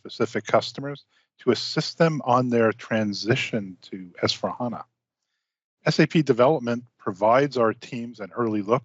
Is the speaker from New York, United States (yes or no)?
yes; Long Island, New York, United States; moved away; I grew up on Long Island, New York, and was quite familiar with deep sea fishing